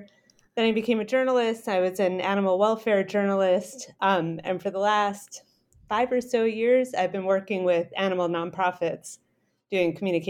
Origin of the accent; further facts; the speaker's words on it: Rhode Island, United States; also born or lived in Saipan; Oh, sure. I'm originally from Rhode Island. My family is still around there.